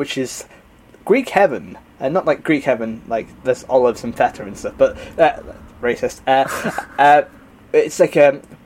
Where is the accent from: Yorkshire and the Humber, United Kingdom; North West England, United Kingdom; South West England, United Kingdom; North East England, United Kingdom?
Yorkshire and the Humber, United Kingdom; As a Yorkshireman